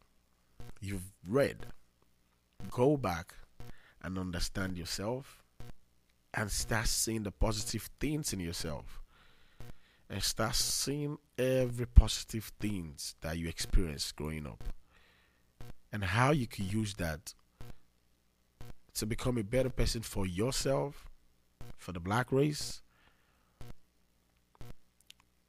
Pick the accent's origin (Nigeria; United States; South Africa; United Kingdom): Nigeria; I'm from Nigeria, and you should understand what it means by coming from Nigeria